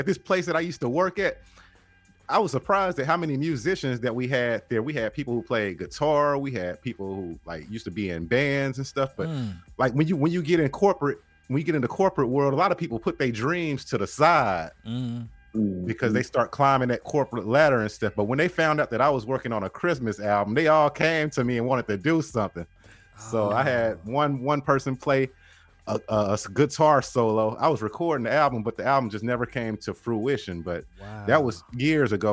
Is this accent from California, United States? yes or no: no; Ripley, Tennessee, United States; moved away as an adult; now in Memphis, United States; I had moved back to my hometown, which is, it's an hour north of Memphis. It's called Ripley, Tennessee